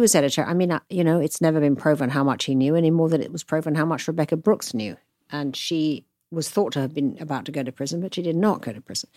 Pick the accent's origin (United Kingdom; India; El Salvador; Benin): United Kingdom; moved away as an adult; now in United States; a Brit who knew nothing about America